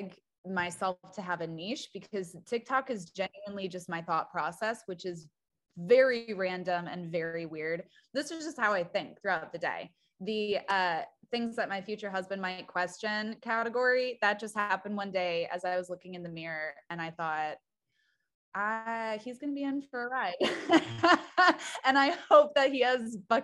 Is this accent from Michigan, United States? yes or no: yes; Petoskey, Michigan, United States; moved away as an adult; also born or lived in Wisconsin; now in Nashville, United States; I grew up in a really small town, and the town that I grew up in was Petoskey, Michigan.